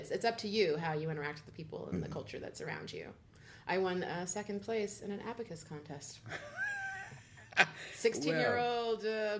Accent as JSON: {"language": "English", "town": "San Antonio", "region": "Texas", "country": "United States", "tie": "born or raised there", "also_born_or_lived": "Germany / Japan / England", "said": "I'm a military brat, so I actually grew up in Germany, Japan, England, and San Antonio."}